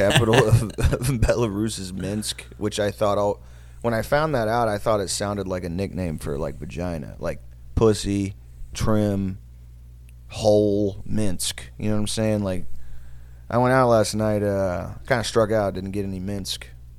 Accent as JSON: {"language": "English", "town": "Odessa", "region": "Texas", "country": "United States", "said": "I was like, I'm from Odessa. And in my stupid-ass head, I was like, people from Kiev are going to Odessa, like, as refugees?"}